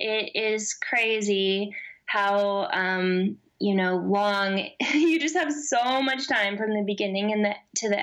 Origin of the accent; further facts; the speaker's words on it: Missouri, United States; moved away as an adult; now in Nashville, United States; I consider myself from the Midwest, I guess, because I grew up in Missouri my whole life and moved to Nashville 2 years ago.